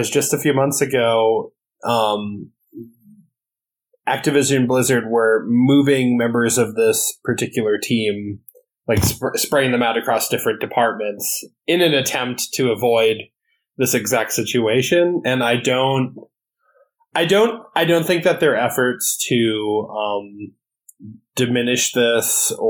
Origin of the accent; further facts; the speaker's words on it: Wisconsin, United States; moved away; my home state, Wisconsin